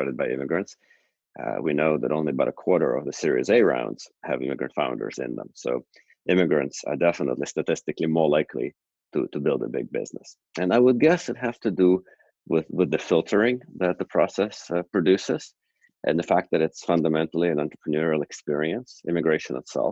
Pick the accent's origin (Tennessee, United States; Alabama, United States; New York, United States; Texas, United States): Texas, United States; a suburb of Houston; also born or lived in Moscow, Russia / New Jersey; And then my father actually ended up getting a job in Houston. And then after that, I grew up in a suburb